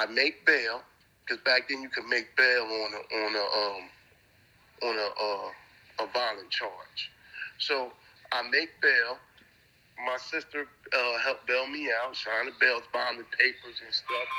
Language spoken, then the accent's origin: English; Gouldtown, New Jersey, United States; also born or lived in Bristol Village; I'm coming out of Gould Town up under the OGs that I was raised around in Gould Town